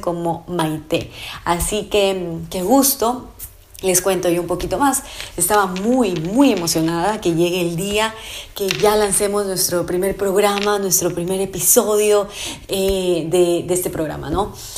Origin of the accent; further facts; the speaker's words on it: Ecuador; also born or lived in Santo Domingo, Ecuador; en mi en mi país